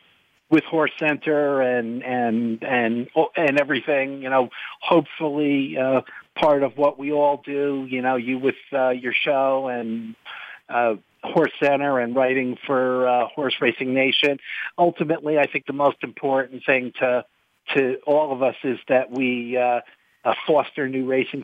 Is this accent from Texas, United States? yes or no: no; New Jersey, United States; I grew up in New Jersey, and I went to the racetrack with my father, specifically more often than not, to Monmouth Park